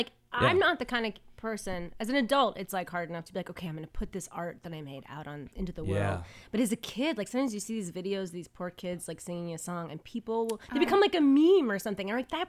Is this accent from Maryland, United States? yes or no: yes; Maryland, United States; also born or lived in Washington, D.C.; Born in D.C., actually. And I grew up in, like, Maryland.